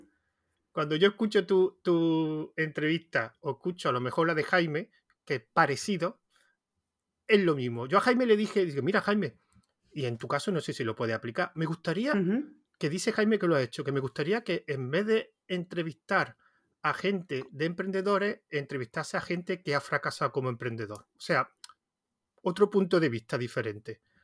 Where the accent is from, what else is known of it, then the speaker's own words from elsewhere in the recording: Andalusia, Spain; accent: Andalusian; Yo también tengo mucho acento, yo soy de Andalucía, entonces el acento no, lo he perdido